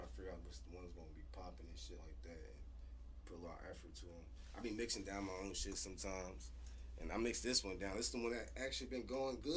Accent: West Coast, United States; I'm from the West Coast

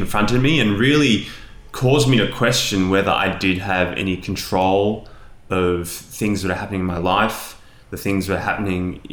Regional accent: Sydney, New South Wales, Australia; I was born in Australia, in Sydney, and I've pretty much lived here all my life

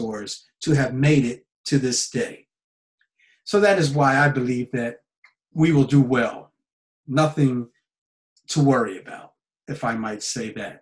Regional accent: United States; now in Japan; I'm an American citizen living in Japan.

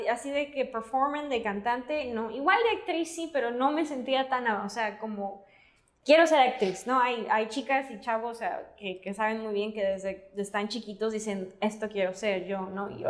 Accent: Cancún, Quintana Roo, Mexico; moved away as an adult; also born or lived in Mérida, Yucatán; now in Los Angeles, United States; Yo soy yuca, pero crecí en Cancún. Entonces, no soy yuca

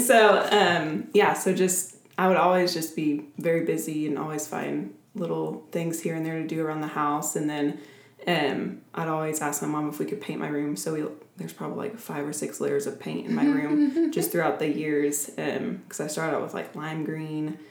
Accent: Oklahoma City, Oklahoma, United States; I grew up in Oklahoma City my entire life, was born and raised in Oklahoma

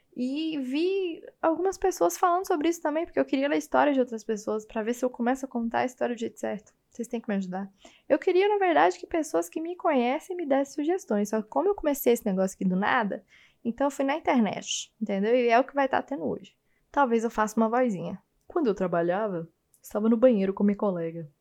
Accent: Goiânia, Goiás, Brazil; now in São Paulo, Brazil; agora eu tô morando em São Paulo, mas eu sou de Goiânia. Acho que você pode perceber pelo jeito que eu falo

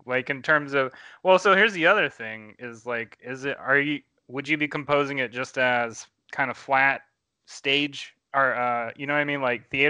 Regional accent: Louisiana, United States; But I mean, I'm from Louisiana. We do weird things like putting baby Jesus in cake, you know?

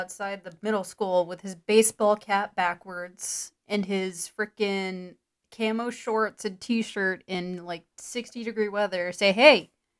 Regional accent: Georgia, United States; Yeah, like, for context, we're from Georgia.

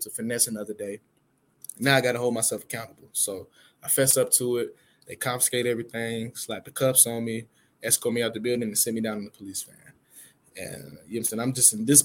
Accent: Atlanta, Georgia, United States; I'm from Atlanta, a.k.a. the city of finesse

